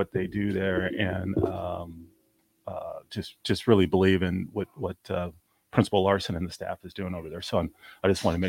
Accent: Overland Park, Kansas, United States; moved away as an adult; now in Lincoln, United States; So I'm originally from Overland Park, Kansas. Grew up down there.

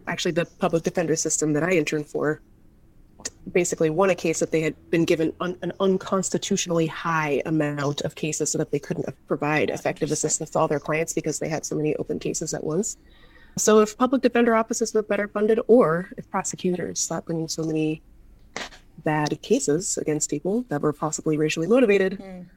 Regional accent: Seattle, Washington, United States; moved away; I grew up in Seattle

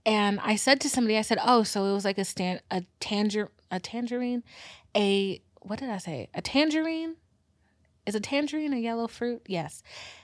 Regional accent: Georgia, United States; I'm from Georgia. I live in the middle of nowhere

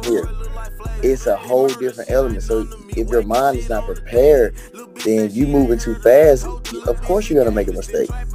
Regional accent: Birmingham, Alabama, United States; I came from East Lake, Birmingham, Alabama

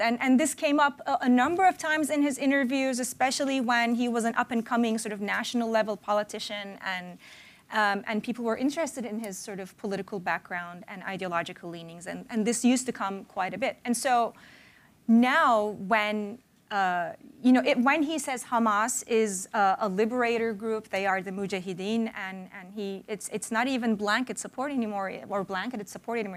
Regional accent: Turkey; moved away; when I was a kid and growing up in Turkey

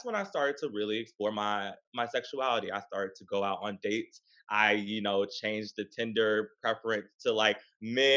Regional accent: the South, United States; growing up in the South, like as a gay person

